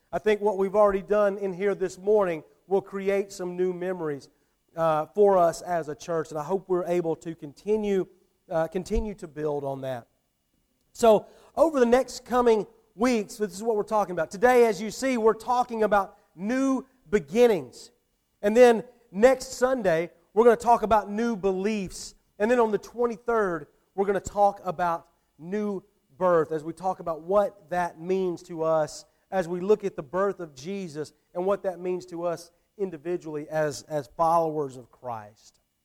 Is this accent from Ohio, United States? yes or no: no; Atlanta, Georgia, United States; moved away as an adult; now in Thomasville, United States; I didn't grow up here. You know, I grew up, I grew up in the Atlanta area